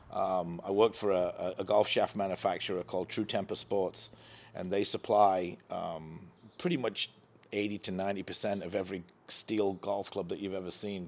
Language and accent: English; England, United Kingdom; moved away as an adult; now in United States; growing up in England